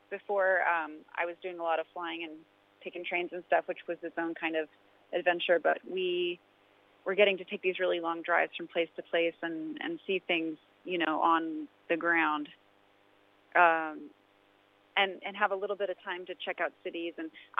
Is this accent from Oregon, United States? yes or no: yes; Oregon, United States; I kind of bopped around a lot as a kid, but I spent most of my formative years in a suburb outside of Portland, Oregon, on the West Coast.